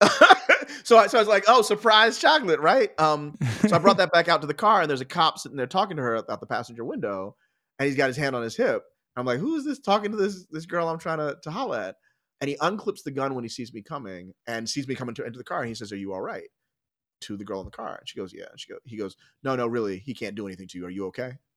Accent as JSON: {"language": "English", "town": "Philadelphia", "region": "Pennsylvania", "country": "United States", "tie": "born or raised there", "said": "I was born in Philadelphia. I grew up just outside in the burbs"}